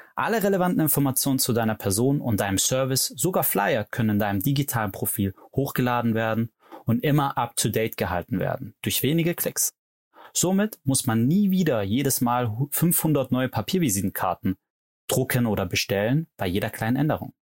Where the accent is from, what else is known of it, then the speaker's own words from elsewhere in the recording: Stuttgart, Baden-Württemberg, Germany; Gegründet habe ich Lemon mit meiner Mitgründerin Anna Lörzer in Stuttgart, wo ich auch herkomme